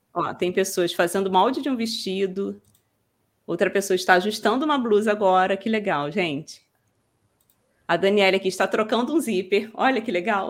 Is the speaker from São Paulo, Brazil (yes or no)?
no; Rio de Janeiro, Brazil; accent: carioca; eu sou carioca, que às vezes as pessoas perguntam de onde que você é e tal sou do Rio